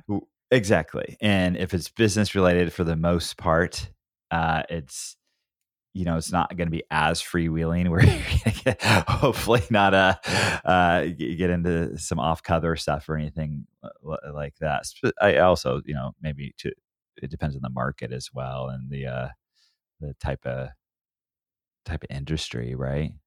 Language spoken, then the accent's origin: English; Oregon, United States; I grew up in Oregon